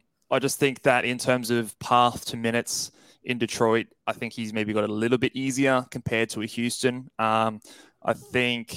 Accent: Australia; As an Australian, obviously we're both Aussies here

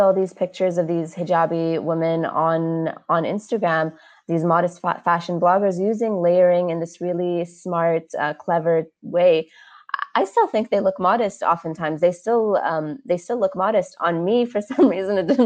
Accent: United States; now in Dubai, United Arab Emirates; I was raised in the States

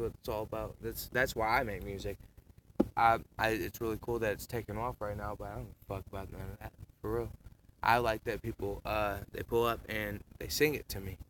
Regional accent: Lake Erie shore, Ohio, United States; moved away; I grew up here, but I was gone for like 11 years.

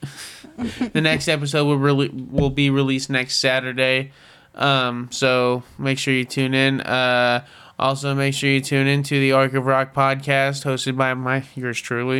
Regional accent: Broken Arrow, Oklahoma, United States; also born or lived in Woodall, Oklahoma / Fort Gibson, Oklahoma; I grew up in Broken Arrow

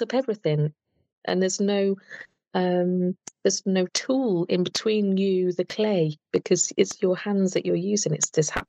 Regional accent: Telford, West Midlands, United Kingdom; Always lived in Telford in UK

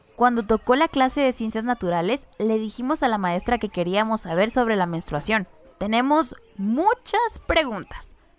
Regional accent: San Mateo Ixtatán, Huehuetenango, Guatemala; first language Chuj; Spanish is a second language; originaria de San Mateo Ixtatán, Huehuetenango. Soy mayablante chug.

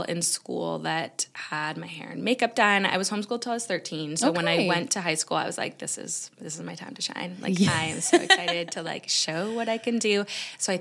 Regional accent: Canada; moved away as an adult; now in United Kingdom; being Canadian and moving to the UK

